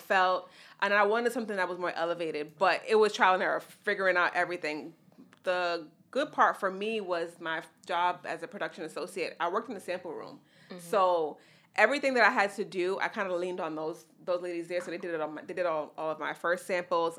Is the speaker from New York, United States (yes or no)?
yes; New York City, New York, United States; also born or lived in Mount Vernon; I grew up in the Bronx, but I went to school in different places in Mount Vernon and then high school in the Bronx